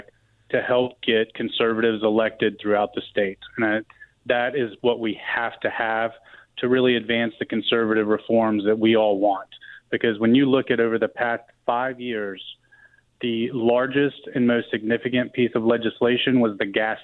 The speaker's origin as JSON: {"language": "English", "town": "Greenville", "region": "South Carolina", "country": "United States", "tie": "born or raised there", "said": "I grew up right on North Main Street in Greenville, born and raised here"}